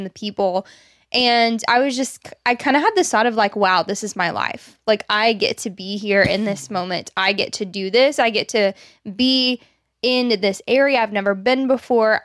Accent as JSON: {"language": "English", "region": "Arkansas", "country": "United States", "tie": "born or raised there", "said": "Both you and I have been born and raised in Arkansas"}